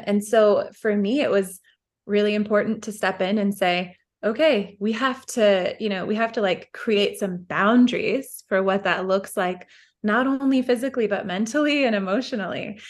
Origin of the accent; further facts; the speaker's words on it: Midwest, United States; We grew up in the Midwest